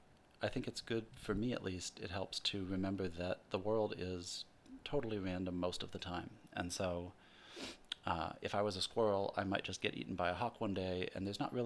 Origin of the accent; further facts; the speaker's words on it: Midwest, United States; Growing up in the Midwest, my dad was grew up on a farm